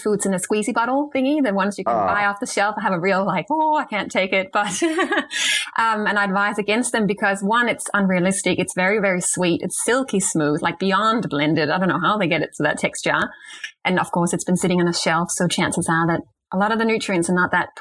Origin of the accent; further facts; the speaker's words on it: Denmark; moved away; I'm from Denmark originally